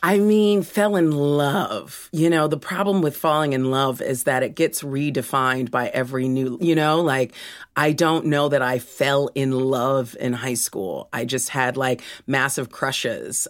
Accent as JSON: {"language": "English", "town": "Los Angeles", "region": "California", "country": "United States", "tie": "born or raised there", "moved": "as an adult", "lives_now": "United Kingdom", "said": "I was born in Los Angeles, California"}